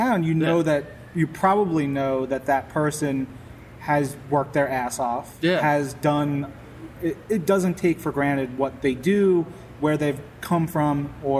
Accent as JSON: {"language": "English", "area": "Queens / Long Island", "region": "New York", "country": "United States", "tie": "born or raised there", "also_born_or_lived": "Miami", "said": "I was born in Miami and a month old, parents divorced. Mom moved up back home, which was Queens. So I grew up first like 8-9 years in Queens, and then we moved to right on the border of Queens and Long Island"}